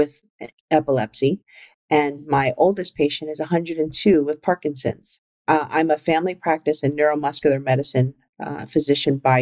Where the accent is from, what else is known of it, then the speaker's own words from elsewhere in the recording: New York City, New York, United States; I grew up in the Bronx and I grew up in a very traditional Chinese household.